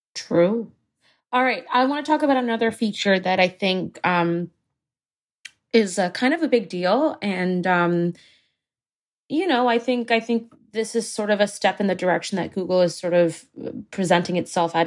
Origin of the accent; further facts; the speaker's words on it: Singapore; moved away; I grew up in Singapore